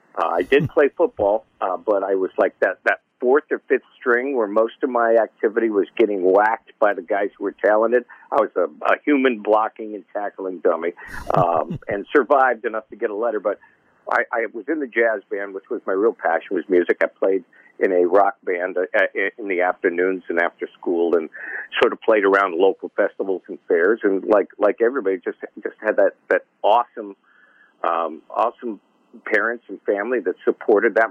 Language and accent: English; Plymouth, Michigan, United States; moved away as an adult; also born or lived in Nashville; now in Michigan, United States; I grew up in in Michigan. I was born in uh, on the west side of Detroit, little uh, town called Plymouth Canton area